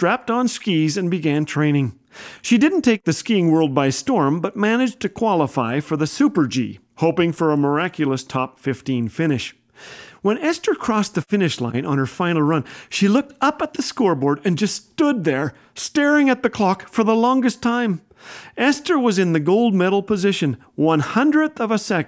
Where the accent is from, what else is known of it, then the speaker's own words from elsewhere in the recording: Canada; I am a Canadian